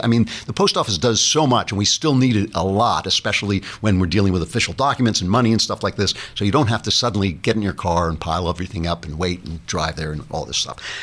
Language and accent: English; New York City, New York, United States; I'm a New Yorker